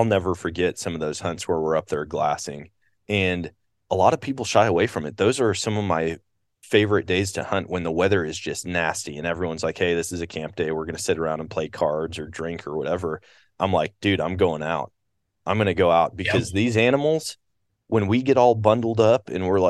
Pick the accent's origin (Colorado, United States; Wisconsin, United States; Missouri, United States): Wisconsin, United States; moved away; I grew up in Wisconsin